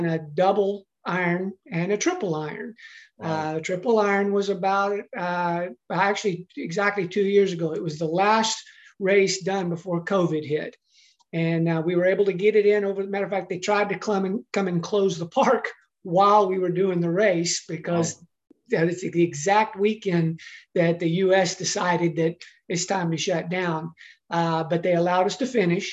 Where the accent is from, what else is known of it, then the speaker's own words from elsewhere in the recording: Texas, United States; growing up in Texas, which is where I did grow up